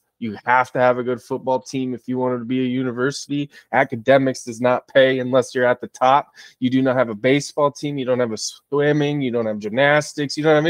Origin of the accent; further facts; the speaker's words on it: Colorado, United States; I grew up in the Mecca then in the 90s